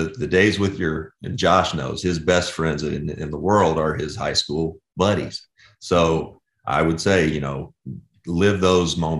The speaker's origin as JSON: {"language": "English", "region": "Kentucky", "country": "United States", "tie": "born or raised there", "said": "We grew up in Kentucky and Georgia"}